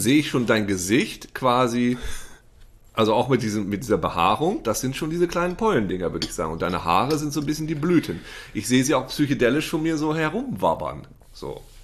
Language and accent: German; East Frisia, Lower Saxony, Germany; bei uns in Ostfriesland